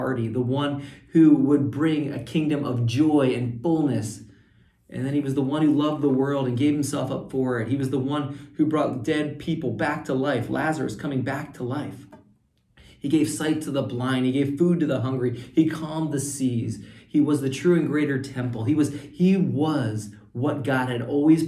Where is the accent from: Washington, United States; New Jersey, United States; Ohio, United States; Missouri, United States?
New Jersey, United States; Little Egg Harbor; also born or lived in Tempe, Arizona; now in Arizona, United States; spent 4.5 years there in my hometown, Little Lake Harbor, New Jersey, Mystic Island, New Jersey